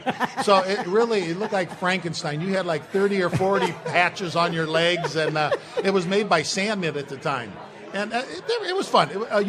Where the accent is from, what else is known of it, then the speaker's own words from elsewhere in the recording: Gary, Indiana, United States; I grew up in Gary, Indiana, so I watched WGN.